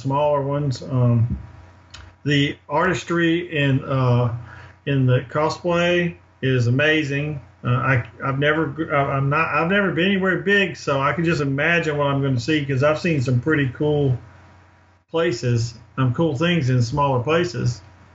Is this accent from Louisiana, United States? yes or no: yes; New Orleans, Louisiana, United States; I was born in New Orleans